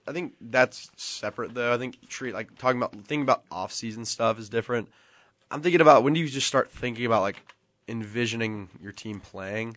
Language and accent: English; Nashville, Tennessee, United States; I'm from Nashville